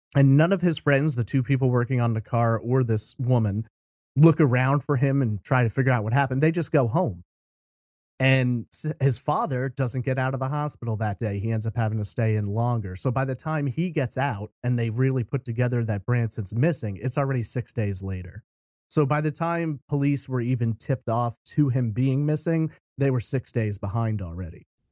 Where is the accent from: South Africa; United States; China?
United States; New York; I grew up in New York